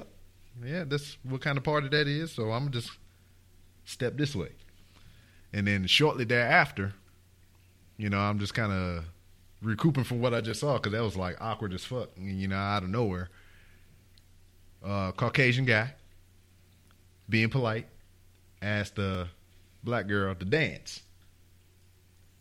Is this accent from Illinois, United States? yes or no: no; Lake Charles, Louisiana, United States; moved away as an adult; I'm from Lake Charles